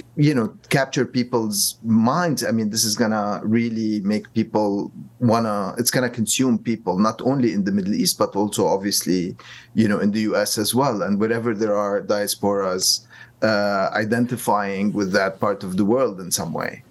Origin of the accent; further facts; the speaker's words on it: Lebanon; moved away; also born or lived in New York / Cairo; I'm originally from Lebanon, but I also mm. lived in New York on 9/11